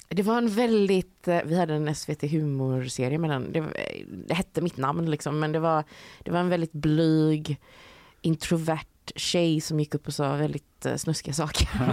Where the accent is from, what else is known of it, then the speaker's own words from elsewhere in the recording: Sweden; moved away as an adult; also born or lived in London; jag är svensk